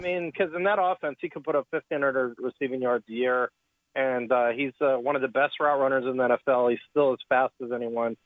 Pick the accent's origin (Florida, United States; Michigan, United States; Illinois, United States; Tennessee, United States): Illinois, United States; Chicago; now in Texas, United States; I'm a scorehead from Chicago